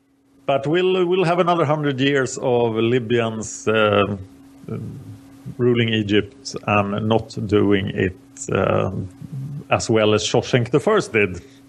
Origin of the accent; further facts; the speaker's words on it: Sweden; And I am the Swedish guy.